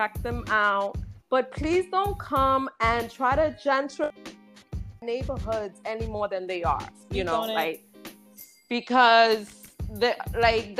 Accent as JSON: {"language": "English", "town": "New York City", "region": "New York", "country": "United States", "also_born_or_lived": "the Bronx", "said": "I'm originally from Inwood. I moved to the Bronx for 7 years"}